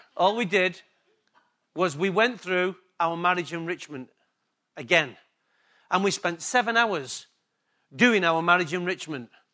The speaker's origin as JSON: {"language": "English", "region": "England", "country": "United Kingdom", "accent": "English", "said": "My accent's better than theirs. It's quite obvious. Sorry, girls. It's just the way it is. English came before Australian"}